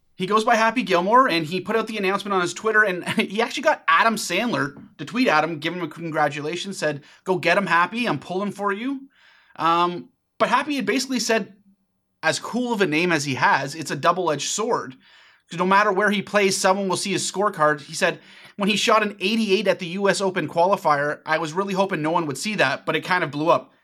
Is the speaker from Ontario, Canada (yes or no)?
yes; Ajax, Ontario, Canada; my hometown of Ajax, Ontario